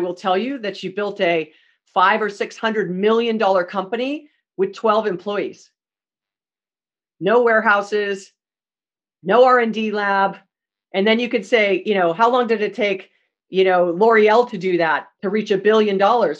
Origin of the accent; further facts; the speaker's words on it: Hawaii, United States; I'm from Hawaii, born and raised, and Sears was the only department store we had when I was a kid